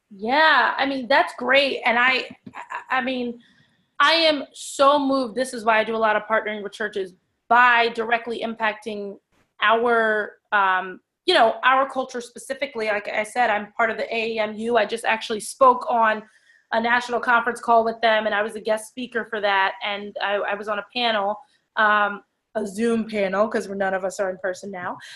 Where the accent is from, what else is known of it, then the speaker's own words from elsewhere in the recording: Ewing, New Jersey, United States; So I'm from Ewing, New Jersey, born and raised.